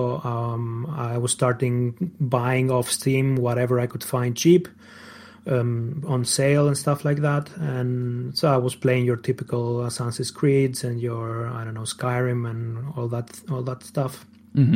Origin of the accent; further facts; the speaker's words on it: Greece; English is a second language; moved away as an adult; now in Germany; Greece. I come from Greece.